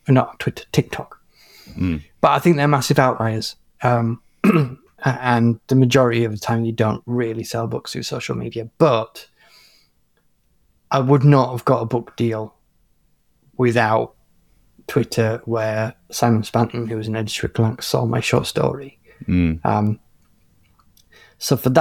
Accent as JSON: {"language": "English", "region": "England", "country": "United Kingdom", "said": "I'm an English national"}